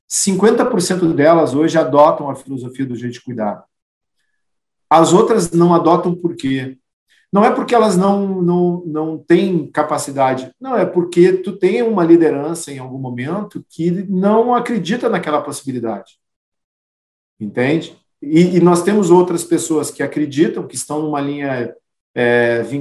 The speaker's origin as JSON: {"language": "Portuguese", "region": "Rio Grande do Sul", "country": "Brazil", "said": "e aí, até pela forma como nós gaúchos somos, né, que as coisas daqui são melhores que as coisas de lá."}